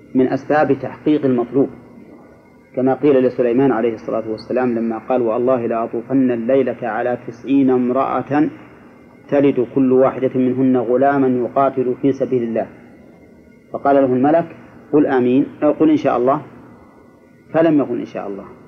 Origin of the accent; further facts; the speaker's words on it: Egypt; عندنا في مصر